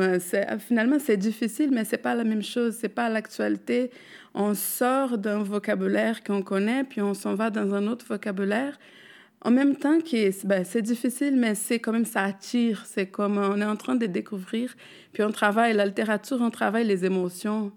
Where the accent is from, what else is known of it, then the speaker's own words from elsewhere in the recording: Brazil; French is a second language; moved away; moi, je parle le portugais, je suis brésilienne.